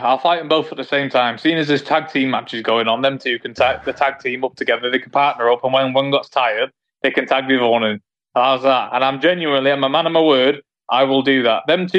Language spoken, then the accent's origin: English; Manchester, North West England, United Kingdom; it's in my hometown